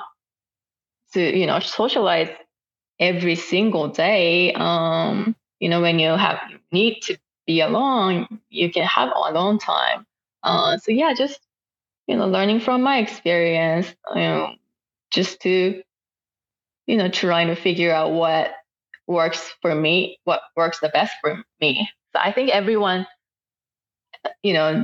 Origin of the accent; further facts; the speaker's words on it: Japan; first language Japanese; English is a second language; moved away as an adult; now in Oklahoma City, United States; my first language is Japanese